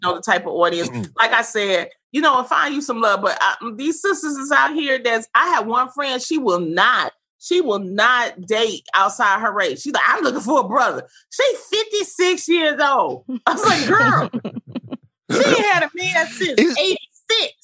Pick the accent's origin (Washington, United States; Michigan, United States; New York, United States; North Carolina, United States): Michigan, United States; Detroit; I grew up in the Brewster Projects during the 80s, during the crack era.